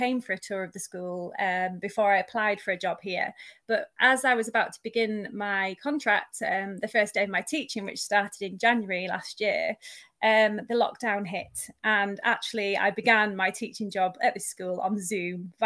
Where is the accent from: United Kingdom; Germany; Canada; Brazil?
United Kingdom; Eden Valley, Cumbria, North West England; moved away as an adult; also born or lived in Manchester; I am now moved from Manchester up to where I actually was born and grew up, which is in the Eden Valley in Cumbria.